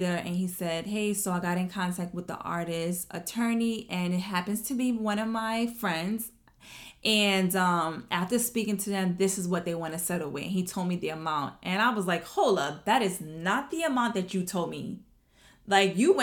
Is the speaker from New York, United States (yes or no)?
yes; New York City, New York, United States; I'm from Brooklyn